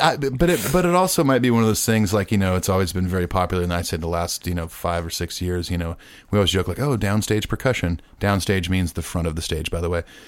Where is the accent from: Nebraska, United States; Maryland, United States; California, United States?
California, United States; Southern; I'm from Southern California